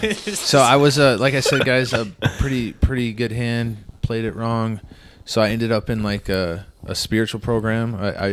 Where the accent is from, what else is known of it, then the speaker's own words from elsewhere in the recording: Ludington, Michigan, United States; I grew up in Ludington, Michigan